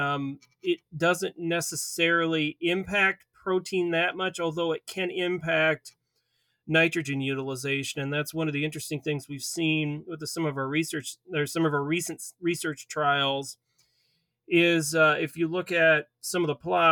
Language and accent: English; Waverly, Iowa, United States; moved away as an adult; now in Minnesota, United States; I'm actually from Iowa, from the Waverly area. So I grew up on a farm there